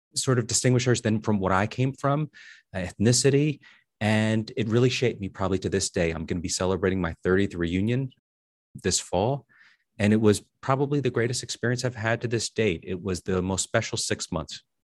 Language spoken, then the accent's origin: English; Paterson, New Jersey, United States; I'm from Paterson, New Jersey